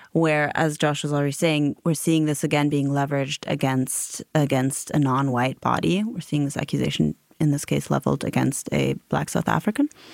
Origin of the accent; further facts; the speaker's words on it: Germany; growing up in Germany, I, I grew up in sort of a mid-sized town